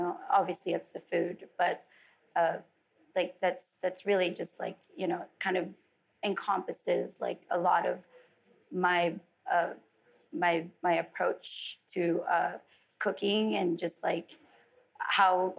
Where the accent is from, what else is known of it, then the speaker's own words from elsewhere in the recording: Philippines; also born or lived in Las Vegas; now in California, United States; I didn't grow up in LA. I grew up in the Philippines.